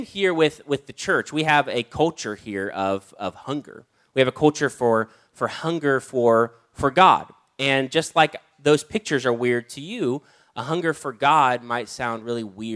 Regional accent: United States; I grew up on Spam because I'm from America

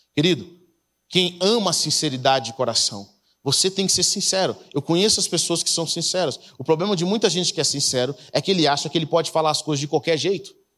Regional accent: Brazil; moved away as an adult; also born or lived in United States; Eu nasci lá, mas cresci no Brasil, então boa parte da minha vida foi, foi no Brasil

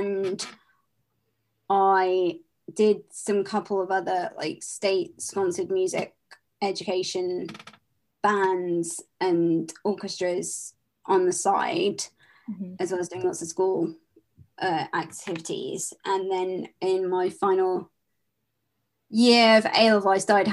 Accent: London, United Kingdom; I am from London, England

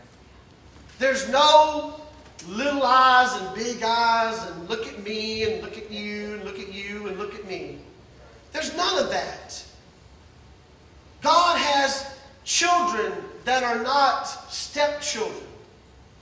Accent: Mississippi, United States; moved away as an adult; I was born and raised in Mississippi, right? A poor white boy in Mississippi.

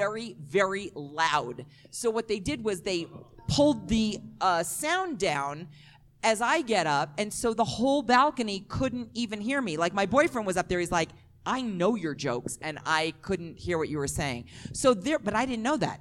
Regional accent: New York City, New York, United States; I'm from Brooklyn, though. We don't say y'all. We say use guys

